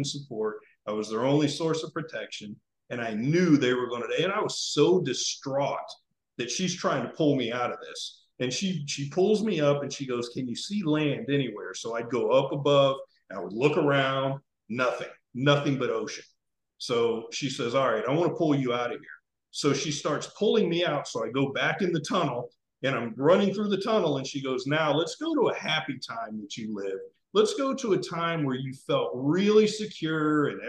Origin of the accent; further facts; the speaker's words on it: South Florida, United States; I grew up in South Florida